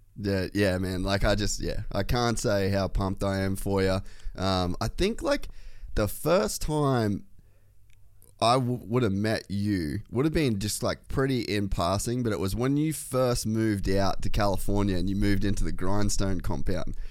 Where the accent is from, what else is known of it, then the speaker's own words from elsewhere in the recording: Australia; moved away as an adult; also born or lived in Los Angeles, United States; I moved back to Australia from America